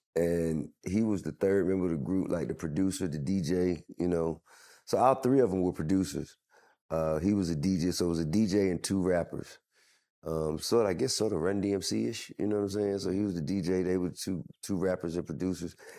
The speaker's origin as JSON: {"language": "English", "town": "Atlanta", "region": "Georgia", "country": "United States", "said": "I'm from Atlanta"}